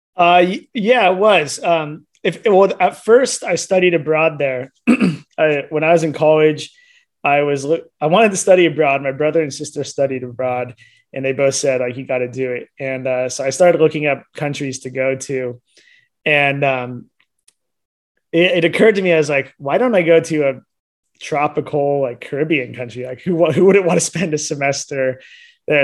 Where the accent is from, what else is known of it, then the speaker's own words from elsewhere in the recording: Cupertino, California, United States; I grew up in Cupertino, California, which is like the heart of Silicon Valley